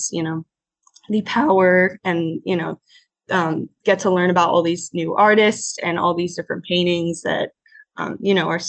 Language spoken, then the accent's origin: English; Naples, Florida, United States; I was born and raised in Naples, Florida